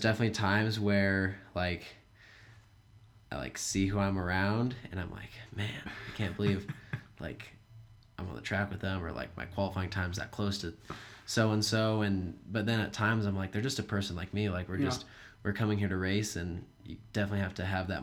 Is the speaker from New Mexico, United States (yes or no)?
yes; Albuquerque, New Mexico, United States; I'm 22 years old, and I'm from Albuquerque, New Mexico